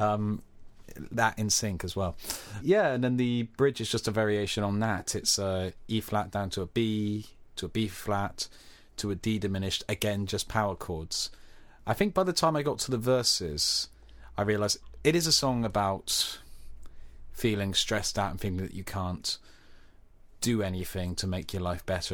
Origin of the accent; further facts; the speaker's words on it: Cornwall, South West England, United Kingdom; Being Cornish